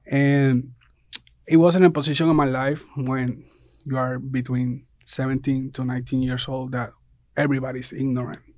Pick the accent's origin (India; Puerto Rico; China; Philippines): Puerto Rico; moved away as an adult; now in Statesboro, United States; I come from Puerto Rico. I come, like, five years ago.